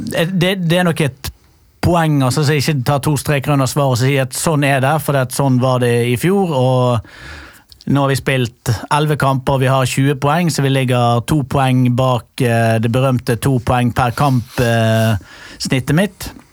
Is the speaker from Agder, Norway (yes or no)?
no; Bergen, Vestland, Norway; now in Oslo, Norway; skal jo selvfølgelig da flytte tilbake til Fyllingsdal.